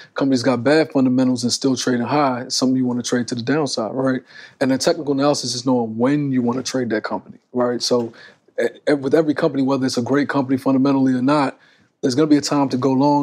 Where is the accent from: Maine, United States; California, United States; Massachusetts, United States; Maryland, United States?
Maryland, United States; I was born in Maryland